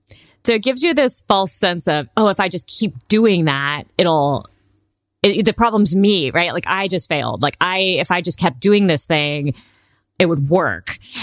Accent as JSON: {"language": "English", "region": "California", "country": "United States", "tie": "born or raised there", "said": "Well, I grew up, I might date myself here, but I grew up in Southern California when Baywatch was really popular."}